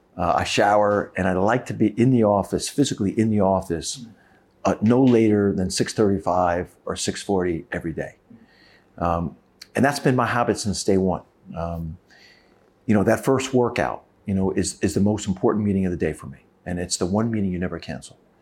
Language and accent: English; United States; my brother and I grew up in a single parent family, and, and we found sport to be our outlet. And, and we always loved sport. Uh, basketball was our passion, you know, growing up in America